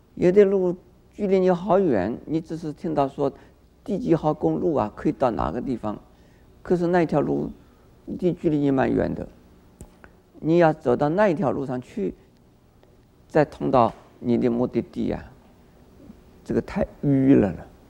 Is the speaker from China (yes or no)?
no; Taiwan; 我们台湾人什么都喜欢吃